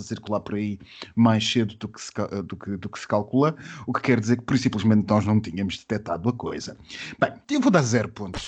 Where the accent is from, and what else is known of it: Portugal